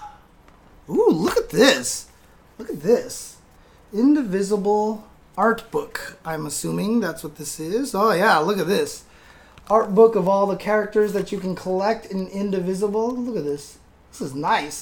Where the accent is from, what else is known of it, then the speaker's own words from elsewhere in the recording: San Bernardino, California, United States; now in Los Angeles, United States; I grew up in San Bernardino, okay? I grew up in San Bernardino